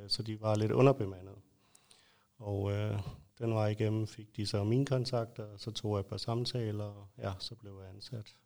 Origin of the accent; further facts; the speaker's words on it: Lolland, Zealand, Denmark; født og opvokset på Lolland